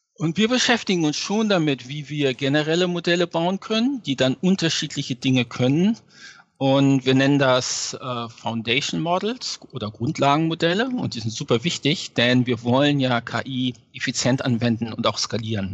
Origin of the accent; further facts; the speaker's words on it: Lower Saxony, Germany; moved away as an adult; also born or lived in Göttingen; now in New York, United States; Ja, ich bin ursprünglich aus Niedersachsen.